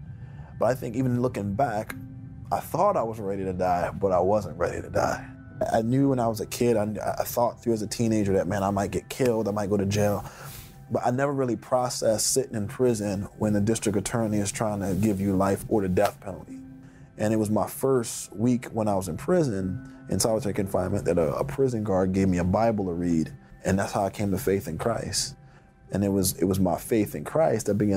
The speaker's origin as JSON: {"language": "English", "town": "Philadelphia", "region": "Pennsylvania", "country": "United States", "tie": "born or raised there", "said": "When I grew up in the Fairmount section of Philadelphia"}